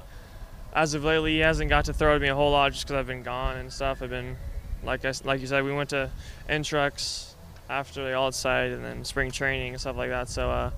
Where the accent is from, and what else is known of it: Turlock, California, United States; born or raised there